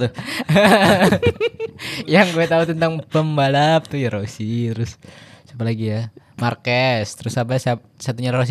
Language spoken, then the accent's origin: Indonesian; Bekasi, West Java, Indonesia; dari kecil ketika di Jakarta tinggal di Bekasi